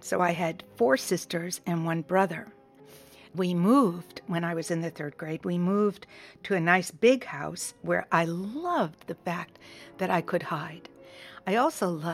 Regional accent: Quincy, Massachusetts, United States; I grew up in Quincy, Massachusetts

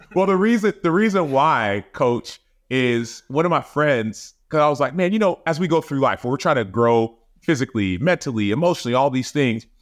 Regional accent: Dallas, Texas, United States; moved away as an adult; also born or lived in Chicago; I moved back to Dallas where I grew up

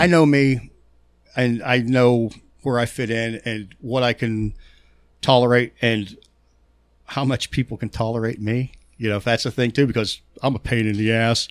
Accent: Pittsburgh, Pennsylvania, United States; accent: Pittsburgh; My Pittsburgh accent is so damn bad

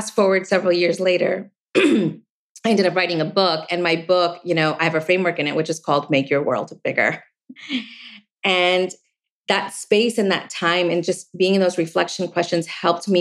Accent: East Coast, United States; I grew up on the East Coast, you know, in an Asian family

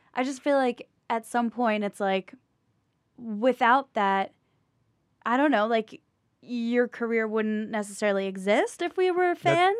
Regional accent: Morristown, New Jersey, United States; now in New York City, United States; North Jersey by Morristown

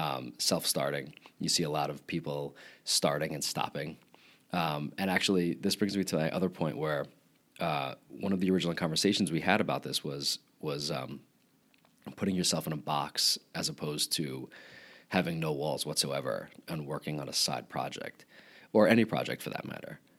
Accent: Long Island, New York, United States; accent: Long Island; I am from Long Island

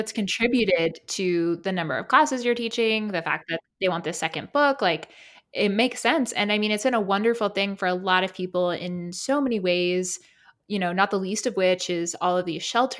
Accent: South Carolina, United States; I'm from South Carolina, but my hometown's close to Savannah, Georgia.

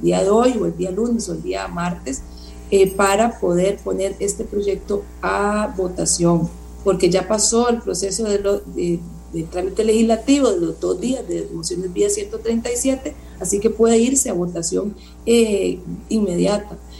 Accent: Costa Rica; vivimos como costarricenses

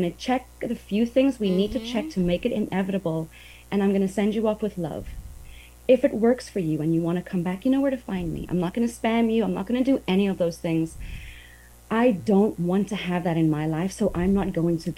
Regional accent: South Africa; moved away as an adult; also born or lived in Asia; now in Brownsville, United States; I grew up on the beach. I'm from South Africa

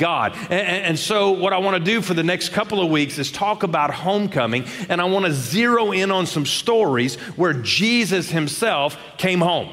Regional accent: Shreveport, Louisiana, United States; I grew up in Shreveport, Louisiana

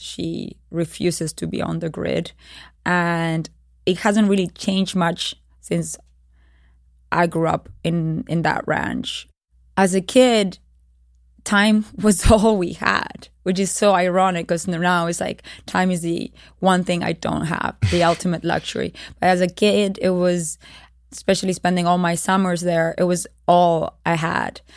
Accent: Uruguay; It was the dictatorial periodship in Uruguay. Uh, I was born during that period in 1976

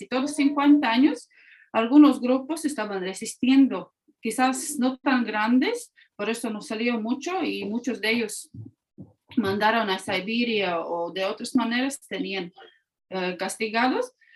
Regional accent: Latvia; Spanish is a second language; also born or lived in Mexico

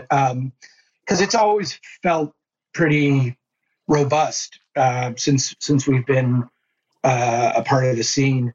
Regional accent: Cleveland, Ohio, United States; I grew up in Cleveland

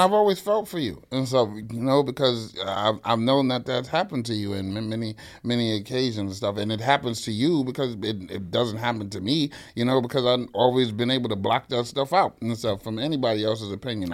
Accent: New York City, New York, United States; born and raised in the Bronx

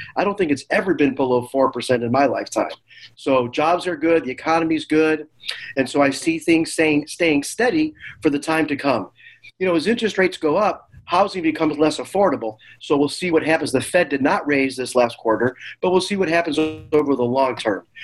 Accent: Chicago, Illinois, United States; moved away; also born or lived in the Valley; I'm from Chicago

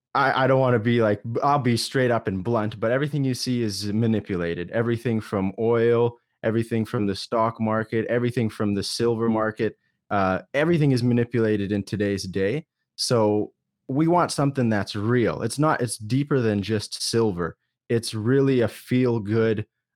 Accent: Alberta, Canada; Yeah, so I'm born and raised in Canada, good old Alberta.

